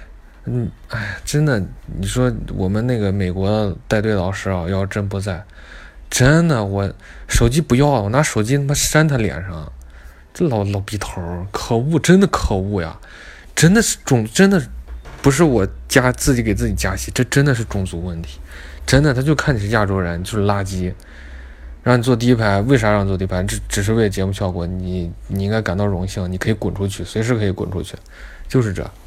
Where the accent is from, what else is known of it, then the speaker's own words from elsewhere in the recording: Beijing, China; 我们三个人，我北京人，还有呃兰州人，我们三个人就就就去商店。